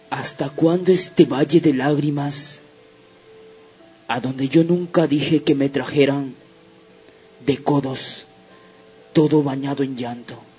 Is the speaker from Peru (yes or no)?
yes; Peru; hay darnos la mano como peruanos que somos.